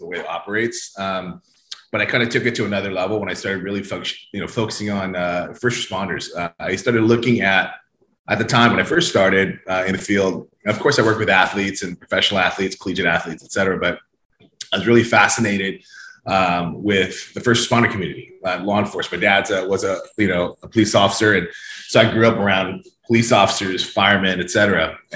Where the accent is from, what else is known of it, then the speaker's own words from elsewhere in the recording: Hawaii, United States; now in Orange County, California, United States; I spent a lot of time growing up in Hawaii, and a lot of my friends and family are still there.